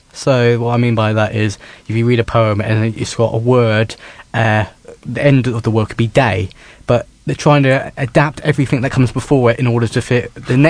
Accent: St Albans, East of England, United Kingdom; born or raised there; also born or lived in Hemel Hempstead

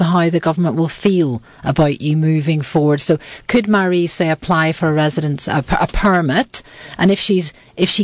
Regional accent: Ireland; now in United Kingdom; my husband's got an English passport as well, a British passport, and we're all Irish.

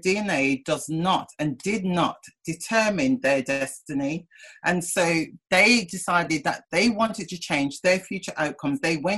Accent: Oldbury, Black Country, West Midlands, United Kingdom; moved away as an adult; also born or lived in Birmingham; now in London, United Kingdom; I was brought up in Albury in the Black Country.

